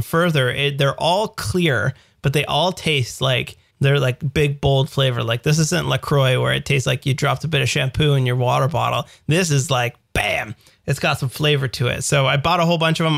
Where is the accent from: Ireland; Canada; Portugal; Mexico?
Canada; as we say in the Canada, Zedvia